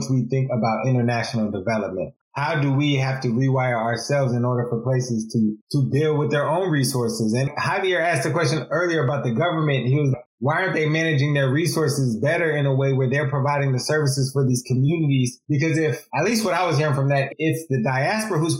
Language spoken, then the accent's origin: English; California, United States; growing up in California